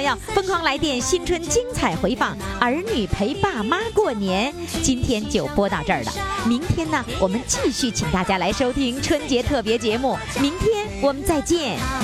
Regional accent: Northeast China, China; 咱们东北人

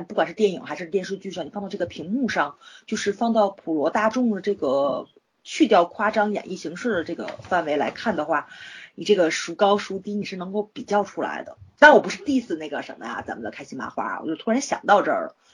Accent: China; 我作为一个中国人

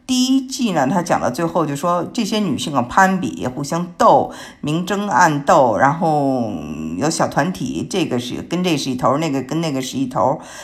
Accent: Beijing, China; now in United States; 因为我是北京人

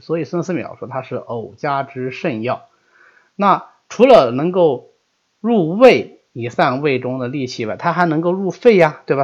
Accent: China; 我们中国人非常常用的一个药食两用的药物

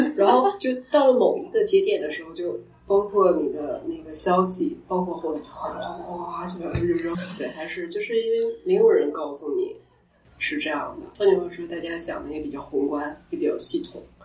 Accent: Northeast China, China; 我是东北人嘛，然后要吃煮鸡蛋，就是长寿面

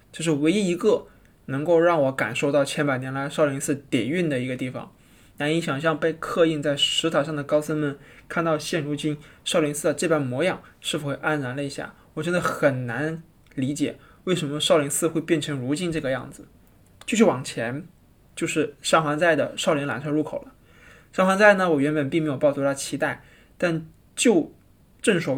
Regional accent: Hainan, China; now in Beijing, China; 我从小在海南就没有见过什么大山大河，五指山那么近，但实际上很远。

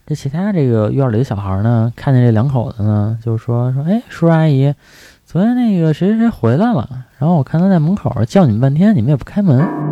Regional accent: Beijing, China; 因为我们家呢，都是住在这个，小的时候住在北京的鼓楼附近

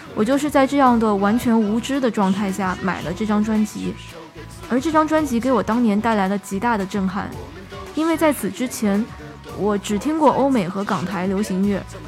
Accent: Shanghai, China; 我小时候是在上海长大的

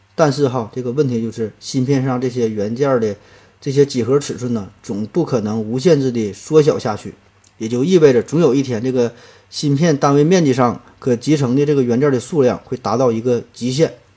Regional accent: China; 对于我们中国人而言

